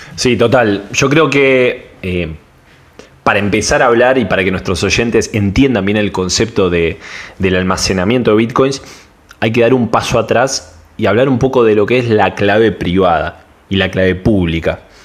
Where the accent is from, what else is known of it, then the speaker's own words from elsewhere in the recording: Argentina; soy de Argentina